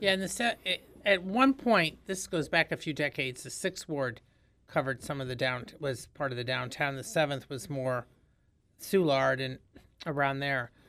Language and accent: English; Indiana, United States; moved away as an adult; now in St. Louis, United States; I'm from Indiana